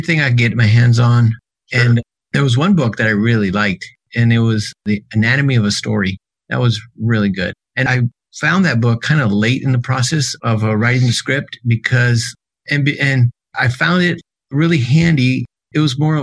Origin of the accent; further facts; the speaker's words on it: San Antonio, Texas, United States; I grew up in San Antonio